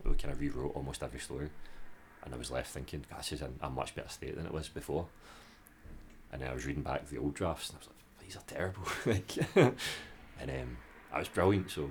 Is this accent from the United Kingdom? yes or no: yes; Glasgow, Scotland, United Kingdom; as a Glaswegian